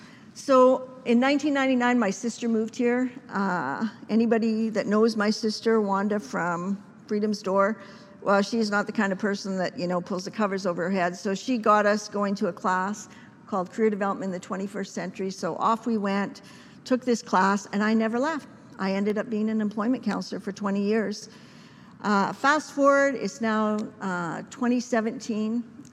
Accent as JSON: {"language": "English", "region": "Saskatchewan", "country": "Canada", "said": "my family, for the first year, I came to provinces from Saskatchewan."}